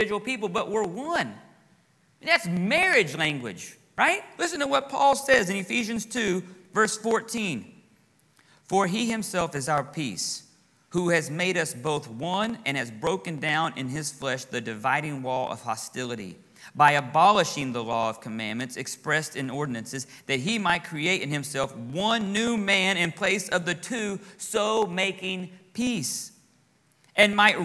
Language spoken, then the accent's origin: English; Texas, United States; moved away as an adult; now in Florida, United States; I'm from Texas